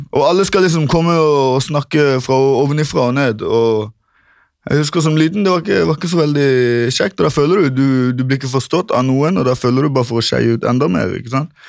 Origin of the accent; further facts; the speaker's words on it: Kristiansand, Agder, Norway; Jeg kommer først fra Grim, et område i Kristiansand som er veldig berykta for ungdomskriminalitet og pøbelstreker.